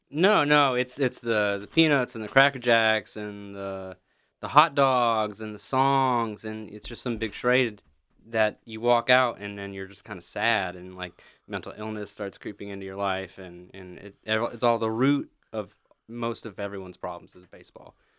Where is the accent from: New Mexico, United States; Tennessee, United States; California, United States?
Tennessee, United States; Pigeon Forge; moved away as an adult; also born or lived in Texarkana; I'm from Pigeon Forge, Gatlinburg